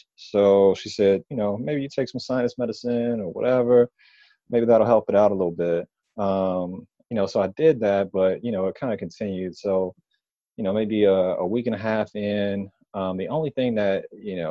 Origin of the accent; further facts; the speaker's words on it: Detroit, Michigan, United States; moved away as an adult; now in Washington, D.C., United States; I'm originally from Detroit, Michigan.